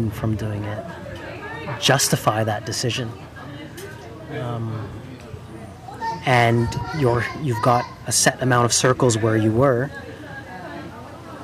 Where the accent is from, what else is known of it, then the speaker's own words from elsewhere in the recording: Toronto, Ontario, Canada; moved away as an adult; also born or lived in London, United Kingdom; So I was born in the UK, but I grew up my entire life in Canada